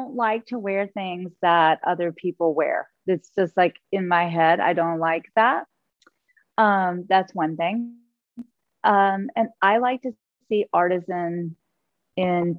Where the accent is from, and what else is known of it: Augusta, Georgia, United States; born or raised there; moved away; also born or lived in New York